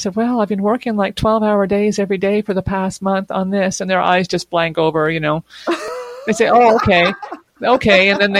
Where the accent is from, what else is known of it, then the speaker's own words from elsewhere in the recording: Quebec, Canada; born there; also born or lived in various places across Canada; I consider myself to be a Quebecer. I was born here in Quebec, as were my two brothers. My parents were also born here. But I haven't lived in Quebec all my life because my dad was in the Canadian Armed Forces.